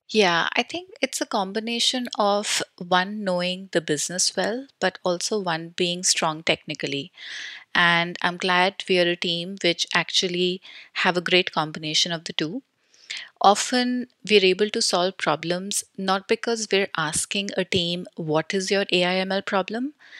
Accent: New Delhi, Delhi, India; I am born and brought up in New Delhi, India

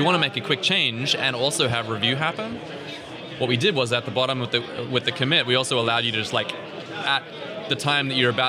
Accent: New Zealand; also born or lived in Australia / Northern Ireland / Scotland; now in London, United Kingdom; I hail from New Zealand originally

